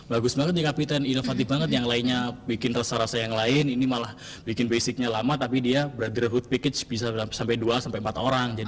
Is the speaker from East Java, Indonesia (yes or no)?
yes; East Java, Indonesia; kota saya kota apel.